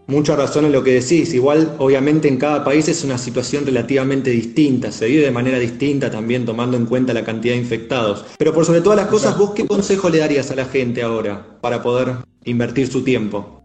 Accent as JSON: {"language": "Spanish", "country": "Argentina", "said": "nuestro país"}